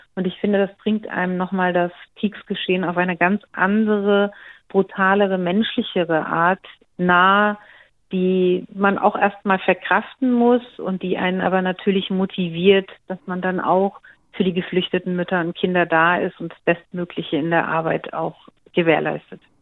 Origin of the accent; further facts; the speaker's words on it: Schwalbach am Taunus, Hesse, Germany; in Schwalbach in meiner Heimatstadt